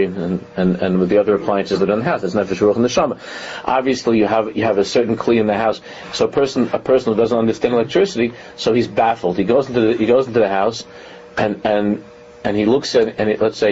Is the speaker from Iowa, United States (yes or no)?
no; New York City, New York, United States; we grew up in Con Edison. In Queens, it was Con Edison